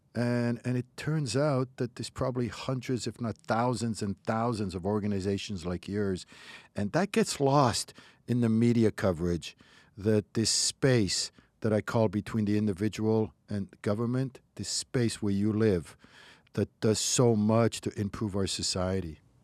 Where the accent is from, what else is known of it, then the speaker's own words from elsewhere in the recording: Morocco; now in United States; where I grew up in Morocco